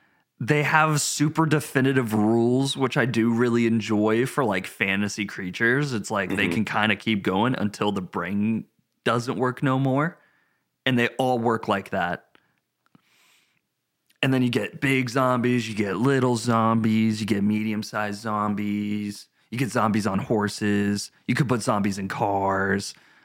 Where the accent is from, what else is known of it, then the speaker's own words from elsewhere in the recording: Tennessee, United States; We had a close encounter with a bear when I was growing up in Tennessee, like on vacation and stuff.